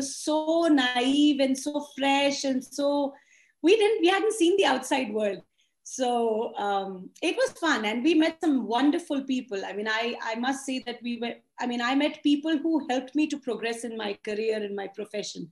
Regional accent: Chandigarh, India; moved away as an adult; also born or lived in London; I went home in Chandigarh

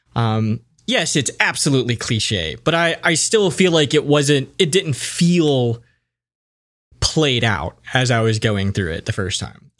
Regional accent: United States; As an American

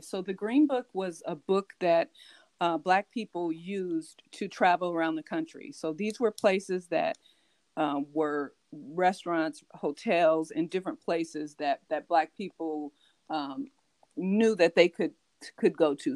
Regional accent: California, United States; also born or lived in New York; I was born in New York, and I've been in California since I was five years old

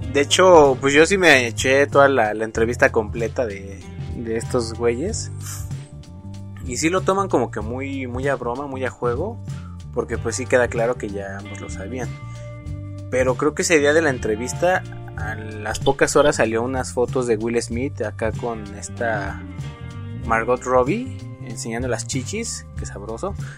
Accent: Mexico; como buenos mexicanos que somos

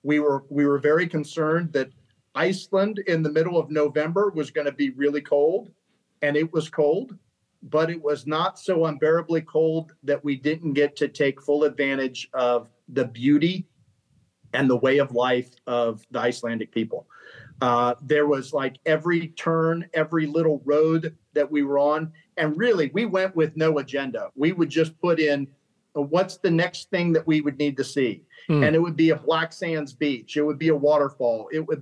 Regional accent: Columbus, Ohio, United States; also born or lived in Colorado Springs / Washington, D.C.; So as a military brat, I have spent the majority of my time growing up in Columbus, Ohio, going to college there.

